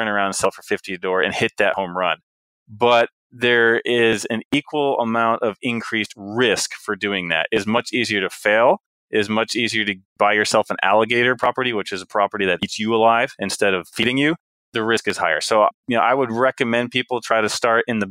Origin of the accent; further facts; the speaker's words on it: United States; I was born in the United States.